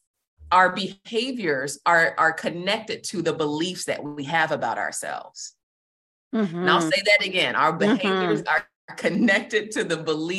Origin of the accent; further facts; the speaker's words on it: Georgia, United States; moved away as an adult; also born or lived in Massachusetts; now in Virginia Beach, United States; I am originally from Georgia